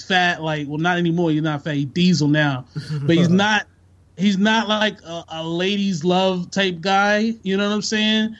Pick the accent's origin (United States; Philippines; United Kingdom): United States; New York; I'm from New York